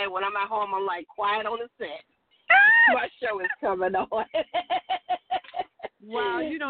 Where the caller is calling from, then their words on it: Tulsa, Oklahoma, United States; I'm calling from Tulsa, Oklahoma.